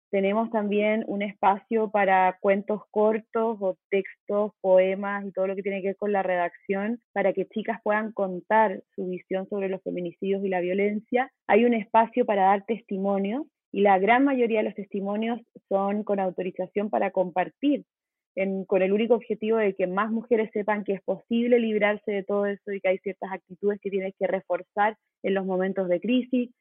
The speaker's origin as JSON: {"language": "Spanish", "country": "Chile", "moved": "as an adult", "lives_now": "Mexico", "said": "soy chilena, vivo en México hace casi seis años"}